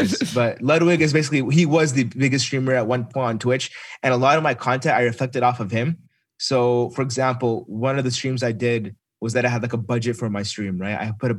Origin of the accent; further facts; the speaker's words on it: Dayton, Ohio, United States; I'm from Dayton, Ohio.